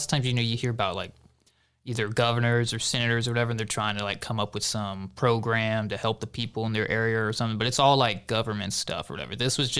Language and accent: English; Baytown, Texas, United States; The dirty Baytown.